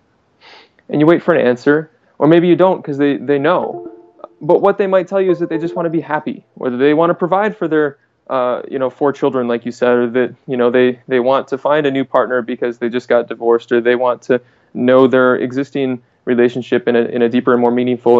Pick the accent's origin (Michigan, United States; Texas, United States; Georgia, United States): Michigan, United States; So I'm in Michigan right now and I'm from Michigan